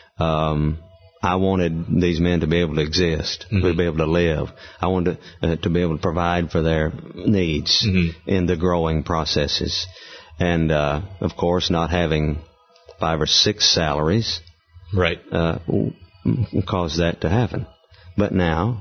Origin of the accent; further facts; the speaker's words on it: the South, United States; growing up in the South